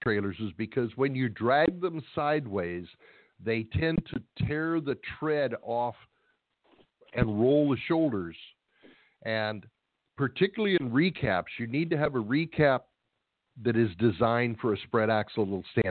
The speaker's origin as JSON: {"language": "English", "town": "Escondido", "region": "California", "country": "United States", "tie": "born or raised there", "said": "we grew up in Escondido, California"}